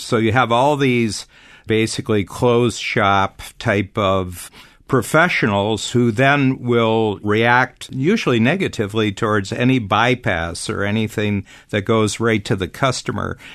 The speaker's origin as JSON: {"language": "English", "town": "Toronto", "region": "Ontario", "country": "Canada", "tie": "born or raised there", "said": "my hometown here in Toronto"}